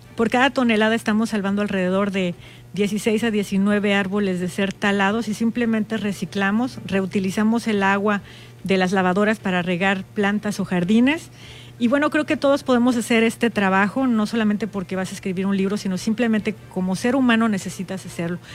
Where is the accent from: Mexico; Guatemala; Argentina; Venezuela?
Mexico; Baja California Sur; las sudcalifornianas y las mexicanas